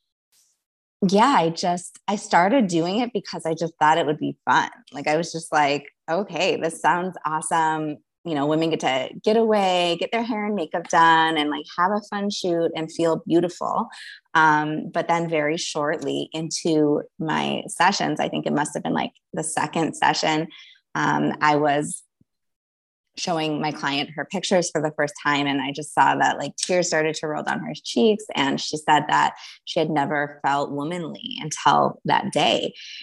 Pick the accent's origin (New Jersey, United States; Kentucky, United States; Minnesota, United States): Minnesota, United States; Minneapolis; I grew up in Minneapolis, Minnesota